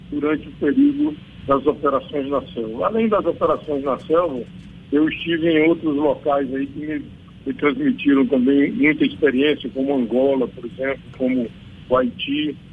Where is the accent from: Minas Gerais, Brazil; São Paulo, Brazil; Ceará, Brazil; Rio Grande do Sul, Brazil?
Ceará, Brazil; also born or lived in Pernambuco / Bahia; now in Rio Grande do Norte, Brazil; eu conheço bem o, o, Nordeste, porque sou nordestino, sou do Ceará, é, a, minha, a minha esposa é da, é do Rio Grande do Norte, eu hoje é, resido no Rio Grande do Norte, estou me transferindo aqui para Pernambuco, já morei em Pernambuco muito tempo, na Bahia